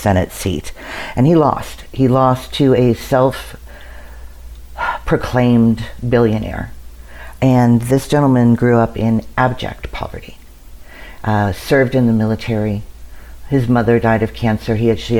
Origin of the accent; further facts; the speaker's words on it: Washington, District of Columbia, United States; born there; I was born in Washington, D.C. I think that might have something to do with it.